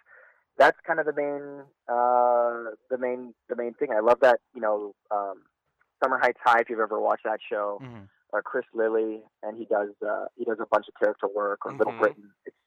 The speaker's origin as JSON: {"language": "English", "country": "Hong Kong", "tie": "born or raised there", "also_born_or_lived": "Vancouver, Canada", "said": "And I grew up in Hong Kong, between Hong Kong and Vancouver. So I'm actually Canadian."}